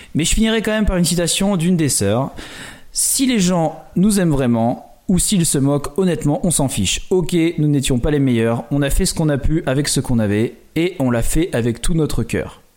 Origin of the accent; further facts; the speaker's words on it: France; chez nous en France